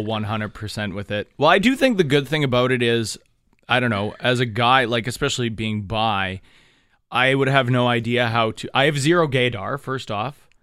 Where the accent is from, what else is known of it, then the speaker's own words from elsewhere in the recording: Thunder Bay, Ontario, Canada; moved away; back to my hometown, back up to Thunder Bay.